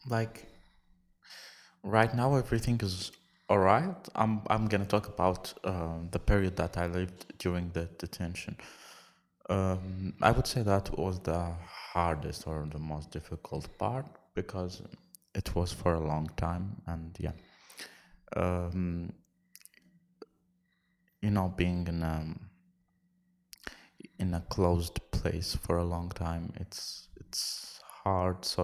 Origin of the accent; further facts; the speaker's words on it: Lithuania; English is a second language; 24 years old. I'm from Iraq. Uh, oh, sorry. I would. I will repeat it from Lithuania.